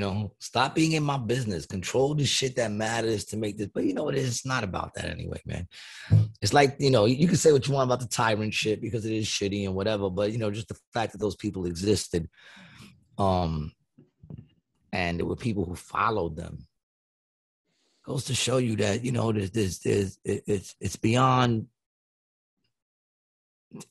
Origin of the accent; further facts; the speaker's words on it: United States; I love the fact that I grew up in this, what used to be a great country of ours.